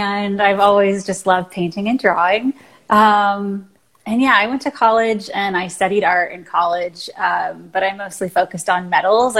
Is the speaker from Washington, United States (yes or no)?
yes; Washington, United States; moved away as an adult; also born or lived in California; I'm originally from Washington State, which is where I am right now.